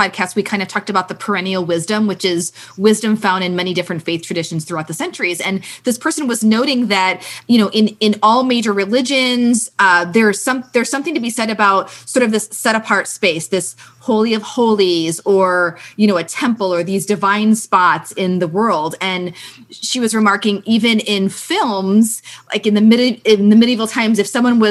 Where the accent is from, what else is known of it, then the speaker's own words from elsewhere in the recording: St. Louis, Missouri, United States; I grew up in St. Louis and I was not around boats a lot